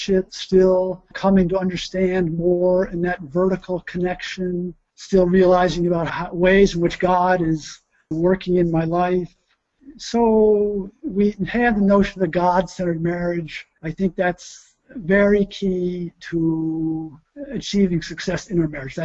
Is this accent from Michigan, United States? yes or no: no; Troy, New York, United States; moved away; my hometown, which was in Troy, New York, right near Albany